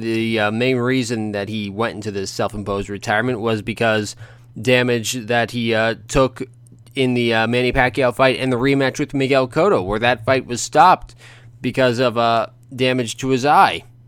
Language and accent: English; Ontario, Canada; where I grew up in Ontario